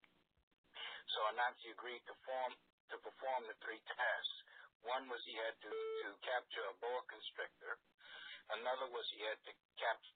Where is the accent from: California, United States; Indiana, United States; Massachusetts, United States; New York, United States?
New York, United States; moved away as an adult; also born or lived in St. Thomas, Virgin Islands / San Francisco; I grew up on 118th Street and Lenox Avenue